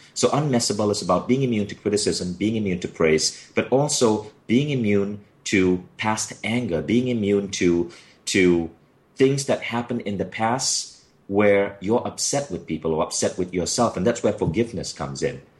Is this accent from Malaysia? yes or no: yes; Malaysia; moved away as an adult; a kid born in Malaysia with my, with my odd accent